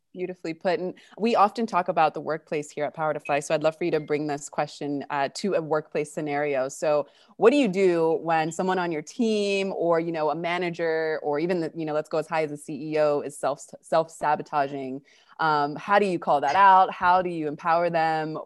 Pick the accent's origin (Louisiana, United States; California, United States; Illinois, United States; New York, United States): California, United States; moved away as an adult; now in Argentina; I'm originally from California, but I've been living in Argentina since two thousand twelve